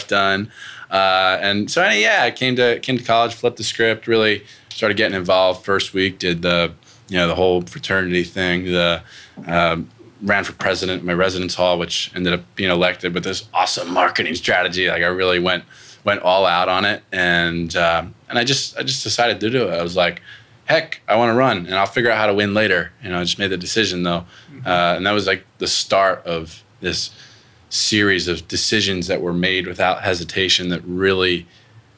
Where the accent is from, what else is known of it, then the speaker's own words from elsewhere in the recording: Pennsylvania, United States; moved away as an adult; I'm from Pennsylvania originally. I moved 1,000 miles away to go to college